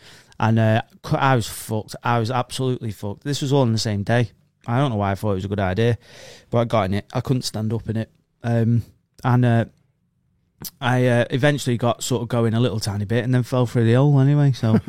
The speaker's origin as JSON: {"language": "English", "country": "United Kingdom", "said": "I'm British and I'm abroad, and that's what we do, innit?"}